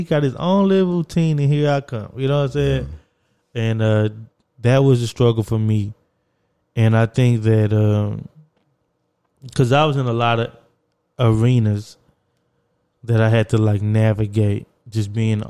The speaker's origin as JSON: {"language": "English", "region": "Texas", "country": "United States", "also_born_or_lived": "Beacon, New York", "moved": "as an adult", "said": "I'm from Texas."}